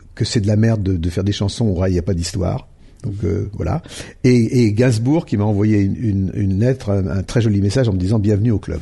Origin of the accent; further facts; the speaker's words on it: Lyon, Auvergne-Rhône-Alpes, France; je viens de, donc de Lyon et de, mes, mes, mes parents et mes, les familles de mon père et de ma mère sont lyonnais et les deux.